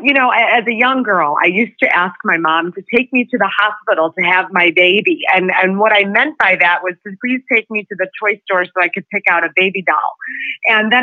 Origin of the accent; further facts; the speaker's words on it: Chicago, Illinois, United States; I hail from Chicago.